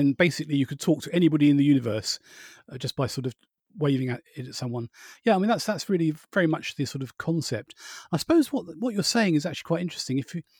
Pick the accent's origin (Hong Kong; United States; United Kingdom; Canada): United Kingdom; Borehamwood, East of England; where I was brought up in Boreham Wood, at the time they had about six film studios.